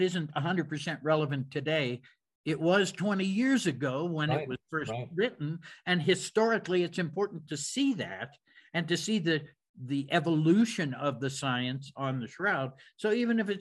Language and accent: English; Pittsburgh, Pennsylvania, United States; I'm from Pittsburgh. So I'm from that neck of the woods.